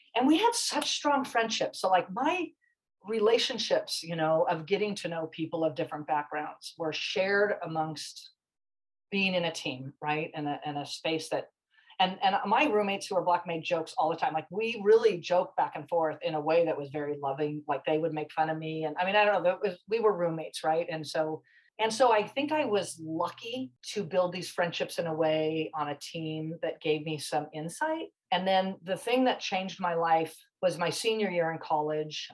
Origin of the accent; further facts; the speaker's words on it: Irvine, California, United States; I grew up in Irvine